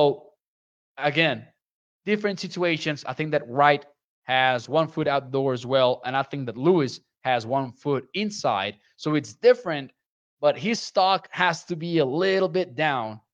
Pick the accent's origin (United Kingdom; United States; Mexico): Mexico; Chihuahua; I've been working with the Caudillos de Chihuahua, which are from my hometown, since they were founded in 2019